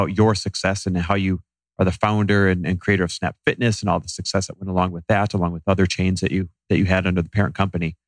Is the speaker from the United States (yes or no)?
yes; Midwest, United States; growing up in the Midwest